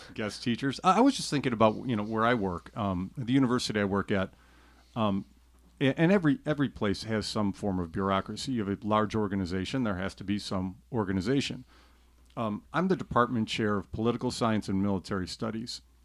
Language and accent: English; Chicago, Illinois, United States; I'm from the Chicago area